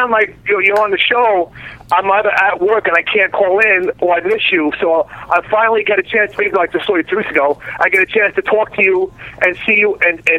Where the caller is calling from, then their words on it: New Jersey, United States; Hey everybody … from Jersey.